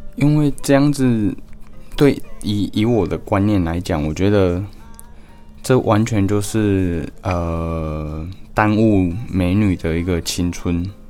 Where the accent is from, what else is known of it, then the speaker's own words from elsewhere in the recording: Taiwan; 我们台湾人